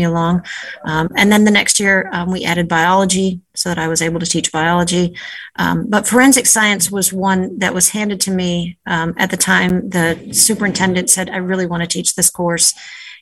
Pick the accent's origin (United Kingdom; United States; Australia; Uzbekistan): United States; Northern Ohio; moved away as an adult; also born or lived in Richmond, Virginia / New Haven, Connecticut; now in Nantucket, United States; I grew up in Ohio, Northern Ohio, born and raised there